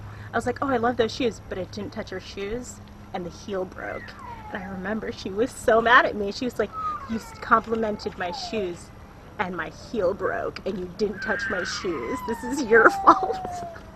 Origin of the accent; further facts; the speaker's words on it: Washington, United States; moved away as an adult; now in San Antonio, United States; I grew up in Washington State